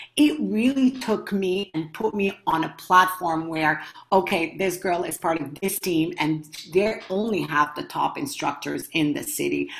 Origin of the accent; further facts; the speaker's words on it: Montreal, Quebec, Canada; I come from Montreal, Canada